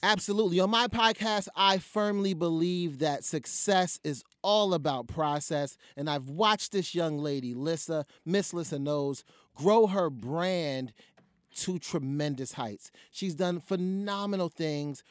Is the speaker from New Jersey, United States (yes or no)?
yes; New Jersey, United States; I'm from Jersey.